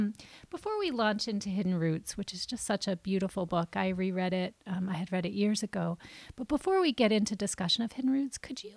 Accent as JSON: {"language": "English", "region": "Vermont", "country": "United States", "said": "I, as a white Vermonter"}